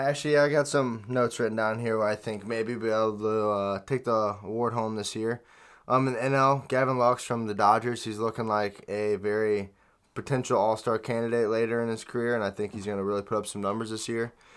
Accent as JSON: {"language": "English", "town": "St. Louis", "region": "Missouri", "country": "United States", "said": "I'm from Saint Louis"}